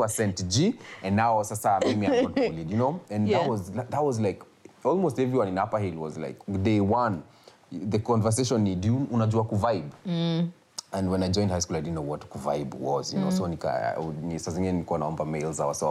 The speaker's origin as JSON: {"language": "English", "country": "Kenya", "tie": "born or raised there", "said": "it's also my hometown."}